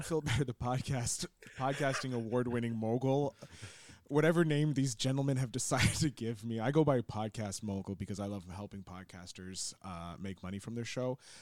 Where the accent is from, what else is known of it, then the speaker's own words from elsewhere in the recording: Montreal, Quebec, Canada; growing up in Montreal